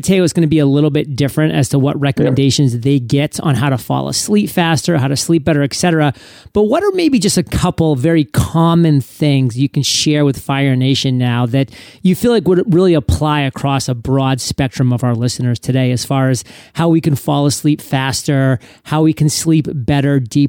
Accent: New England, United States; I was born and raised in New England, so I am a diehard New England Patriots fan.

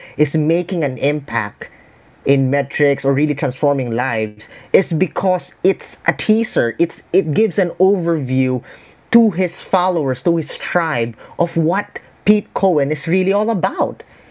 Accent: Philippines; I'm a Filipino. I'm in the Philippines right now

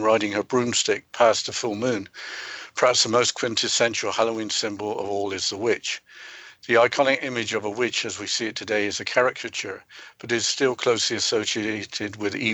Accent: England, United Kingdom; Growing up in England, a black cat crossing your path was seen as a sign of good luck

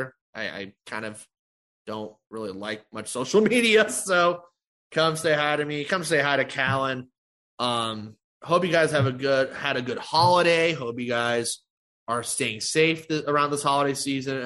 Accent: Chicago, Illinois, United States; Chicago, my hometown

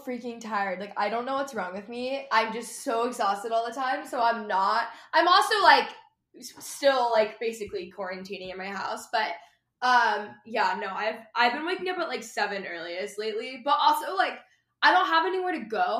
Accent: Texas, United States; also born or lived in Los Angeles; I grew up in Texas

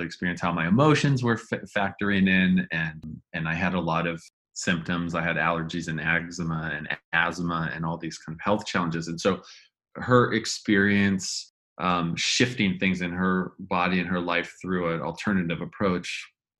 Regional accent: Northern California, United States; I was growing up in Northern California

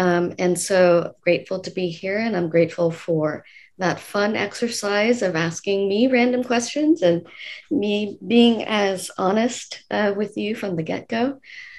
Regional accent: San Jose, California, United States; I grew up in San Jose, California, my hometown.

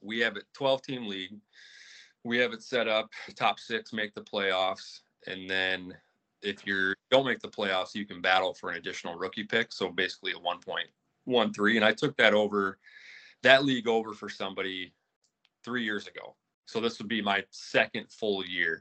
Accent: Bellevue, Iowa, United States; now in Dubuque, United States; buddies from my hometown, originally from Bellevue, Iowa

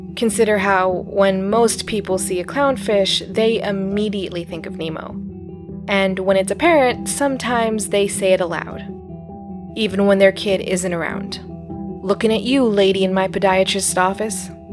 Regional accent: Arizona, United States; born or raised there; moved away as an adult

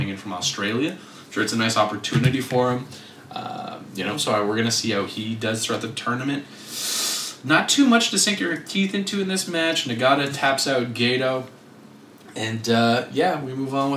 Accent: Quebec, Canada; we're from Quebec

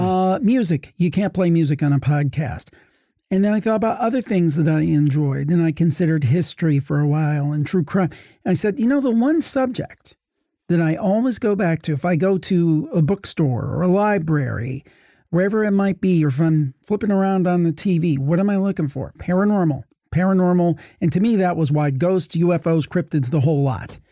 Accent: Ohio, United States; I've born and raised in Ohio

